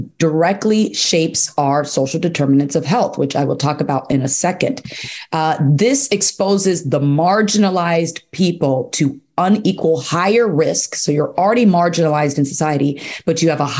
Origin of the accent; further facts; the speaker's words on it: Chicago, Illinois, United States; I live in Chicago, I'm from Chicago